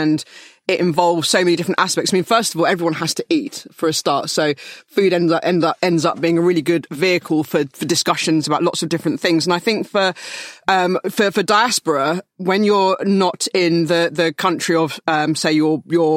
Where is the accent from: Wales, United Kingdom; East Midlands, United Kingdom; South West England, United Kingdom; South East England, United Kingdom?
South West England, United Kingdom; Weymouth; growing up in Weymouth, which is and was even more so a very kind of white area and down in South Dorset